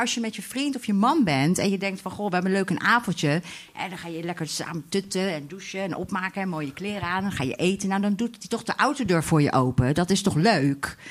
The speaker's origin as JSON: {"language": "Dutch", "town": "Delft", "region": "South Holland", "country": "Netherlands", "tie": "born or raised there", "said": "ik ben geboren in Delft in 1977"}